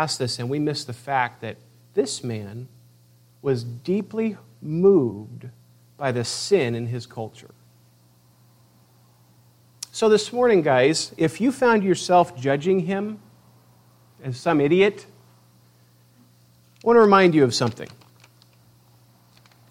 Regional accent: United States; as American Christians

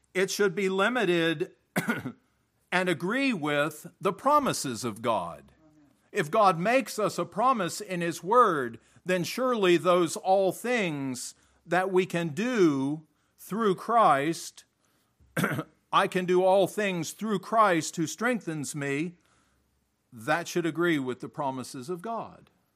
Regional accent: United States; moved away as an adult; also born or lived in Africa; As an American

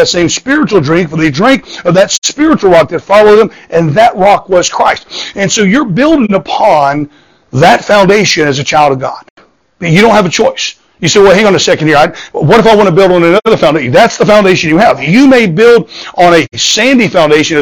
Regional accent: Southwest Florida, United States; moved away; I grew up in Southwest Florida

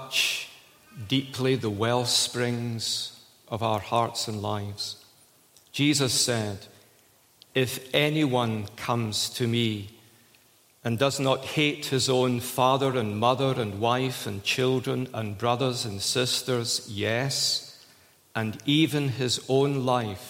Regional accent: Scotland, United Kingdom; I'm a Scot

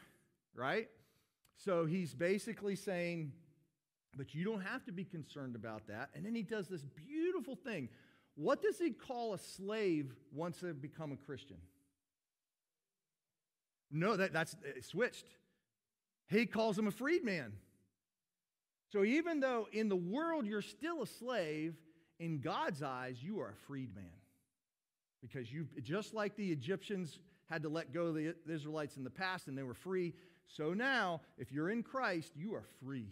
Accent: United States; I'm an American

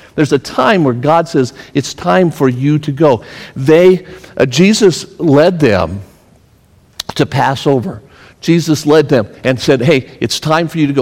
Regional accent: Pennsylvania, United States; I'm from Pennsylvania.

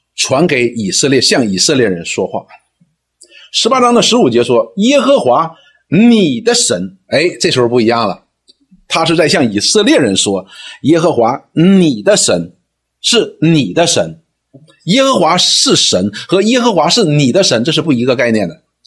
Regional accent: China; 我们中国人的传统呢，也是这样子的

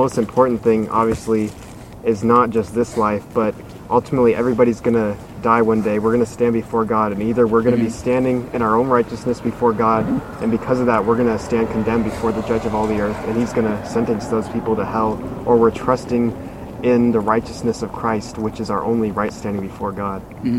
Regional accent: Northern California, United States; moved away as an adult; now in Santa Clarita, United States; I'm from Northern California

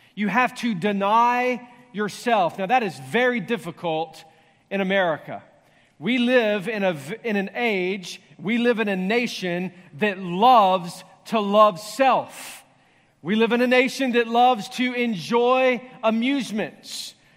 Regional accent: the Bible Belt, the South, United States; growing up in the Bible Belt

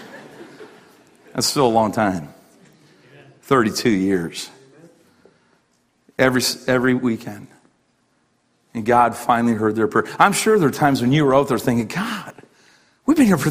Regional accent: Canada; as a Canadian

